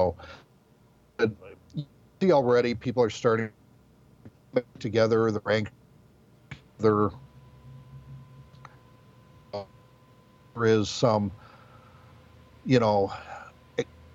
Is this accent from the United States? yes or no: yes; Midwest, United States; now in Brownwood, United States; growing up in the Midwest, I mean, there were Lutheran churches on every corner.